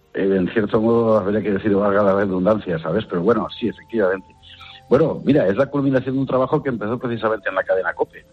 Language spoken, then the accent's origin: Spanish; Spain; somos los españoles